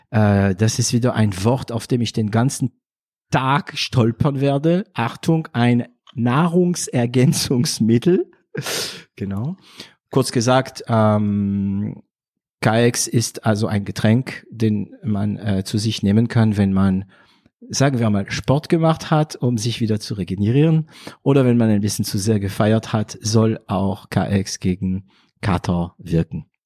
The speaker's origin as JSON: {"language": "German", "region": "northern France", "country": "France", "said": "Also ich komme aus Nordfrankreich. Das wissen meine Zuhörer, ähm, du aber noch nicht. Und ähm, theoretisch habe ich auch ein ganz schlimmen Dialekt."}